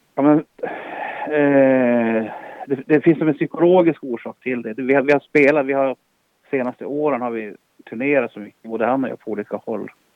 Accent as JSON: {"language": "Swedish", "town": "Boden", "region": "Norrbotten County", "country": "Sweden", "tie": "born or raised there", "said": "jag är född i Boden"}